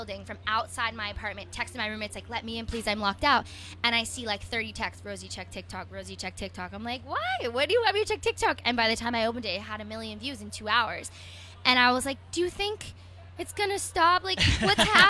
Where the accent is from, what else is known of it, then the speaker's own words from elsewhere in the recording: United States; I'm from New York